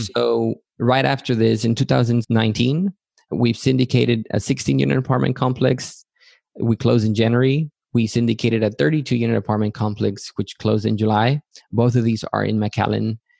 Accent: Matamoros, Tamaulipas, Mexico; moved away as an adult; also born or lived in Yucatán, Mexico / Texas, United States; now in United States; I grew up in Matamoros, Tamaulipas, also in Mexico

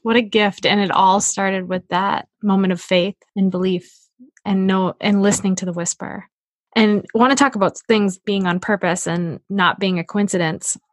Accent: New Hampshire, United States; I'm from New Hampshire.

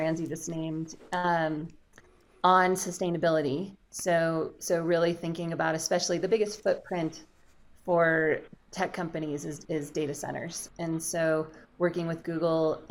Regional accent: Colorado, United States; now in Lake Tahoe area, United States; I grew up in Colorado in the Rocky Mountains. I now live in the Lake Tahoe area.

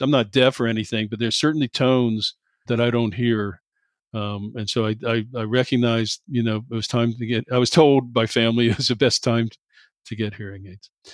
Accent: Cincinnati, Ohio, United States; moved away; I grew up in Cincinnati

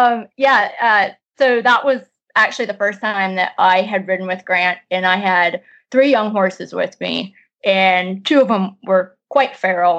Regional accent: Midwest, United States; moved away; also born or lived in Colorado / England; I'm originally from the Midwest and then was out west in Colorado for a while, and then I've been in England for the last almost 4 years.

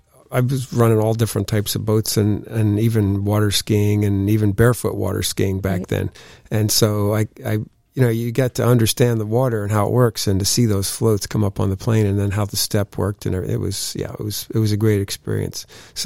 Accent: New York, United States; as a kid growing up in the Finger Lakes region of upstate New York, the Erie Canal was just at the bottom of my street.

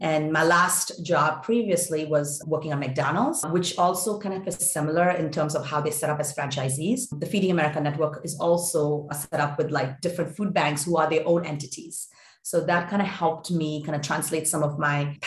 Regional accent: India; moved away as an adult; also born or lived in Boston; I grew up in India

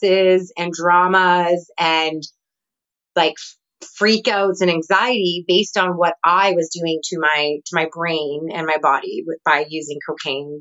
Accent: Canada; moved away as an adult; now in Nicaragua; I'm originally from Canada

